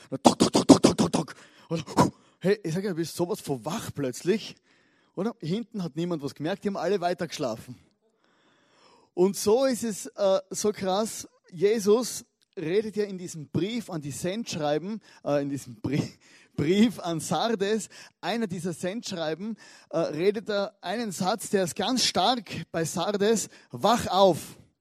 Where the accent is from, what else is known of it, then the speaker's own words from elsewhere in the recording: Austria; als Österreicher, äh, als verletzte österreichische Fußballseele